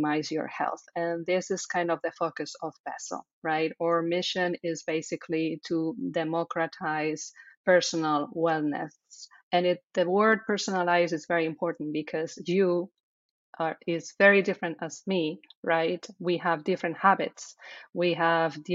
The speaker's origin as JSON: {"language": "English", "country": "Spain", "second_language": "English", "moved": "yes", "said": "as you hear, I have an accent, right? So I am from Spain"}